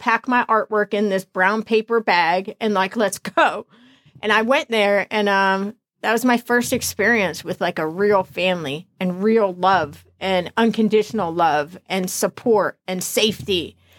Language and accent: English; New Jersey, United States; also born or lived in Florida; I was born up here in New Jersey.